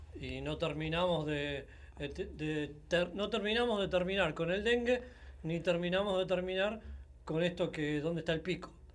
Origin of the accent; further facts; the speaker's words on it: Argentina; somos Argentina